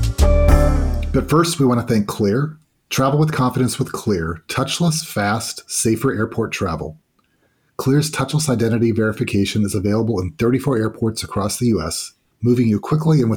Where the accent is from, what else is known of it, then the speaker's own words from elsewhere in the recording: Fresno, California, United States; I'm from Fresno.